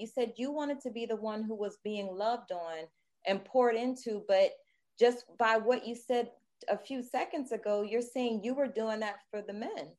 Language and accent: English; Maryland, United States; I'm from Maryland.